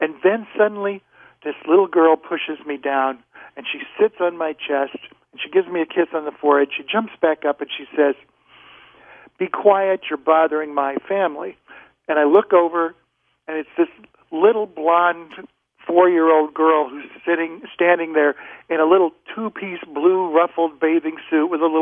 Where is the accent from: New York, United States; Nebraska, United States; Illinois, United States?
Nebraska, United States; also born or lived in Boston; I was from Nebraska when I was a little kid